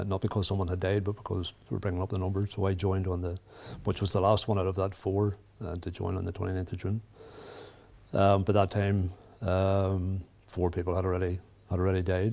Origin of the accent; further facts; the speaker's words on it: Randalstown, Northern Ireland, United Kingdom; I grew up outside Rondlestown, which is about 20 miles from here.